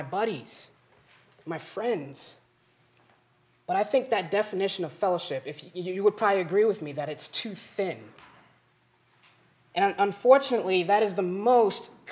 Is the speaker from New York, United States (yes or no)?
no; Springfield, Missouri, United States; now in Custer, United States; I come from Springfield, Missouri